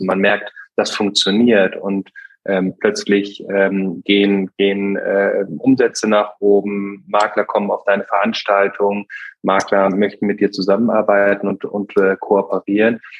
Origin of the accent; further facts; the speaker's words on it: Bühl, Baden-Württemberg, Germany; moved away; also born or lived in North Rhine-Westphalia; Meine Heimat ist, äh, ist Bühl bei Baden-Baden äh, im Schwarzwald und ähm, da bin ich aufgewachsen